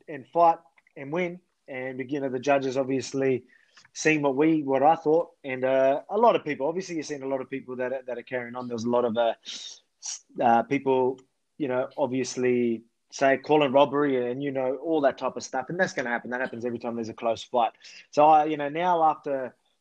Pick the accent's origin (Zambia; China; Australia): Australia; my country.